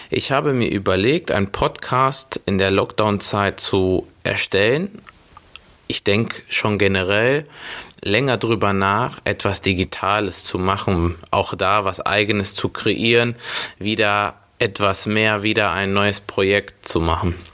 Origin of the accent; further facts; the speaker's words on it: Schwelm, North Rhine-Westphalia, Germany; born there; Ich bin 29 Jahre jung, bin Portugiese und Brasilianer, gebürtiger Schwelmer, Nähe Wuppertal